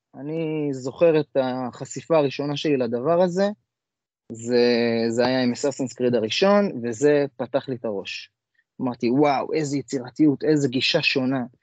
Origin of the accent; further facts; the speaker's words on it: Jerusalem, Jerusalem District, Israel; אני ירושלמי